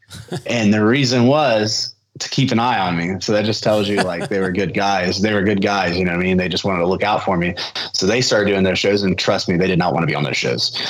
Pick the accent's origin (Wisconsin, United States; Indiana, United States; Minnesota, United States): Indiana, United States; Shelbyville; at New Era Wrestling in my hometown, Shelbyville